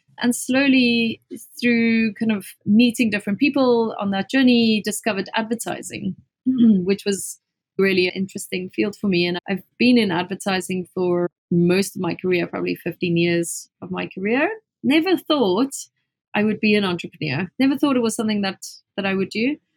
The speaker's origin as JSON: {"language": "English", "town": "Springs", "region": "Gauteng", "country": "South Africa", "tie": "born or raised there", "said": "So I come from a small town in South Africa. It's a really kind of like a mining town called Springs."}